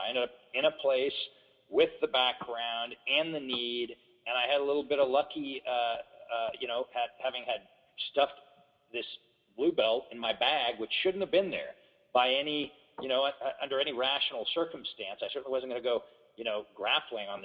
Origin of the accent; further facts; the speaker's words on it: Corona Del Mar, California, United States; also born or lived in Berkeley / Huntington Beach; I spent a couple years in Berkeley, but I grew up mostly down in Southern California in a little place called Corona Del Mar, and then later on Huntington Beach.